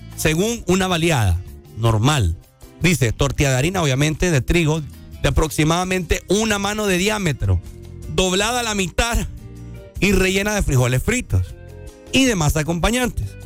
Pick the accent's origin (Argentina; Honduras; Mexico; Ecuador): Honduras; como hondureños nosotros